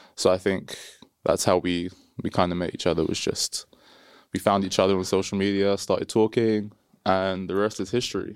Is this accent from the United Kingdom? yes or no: yes; London, United Kingdom; I'm from London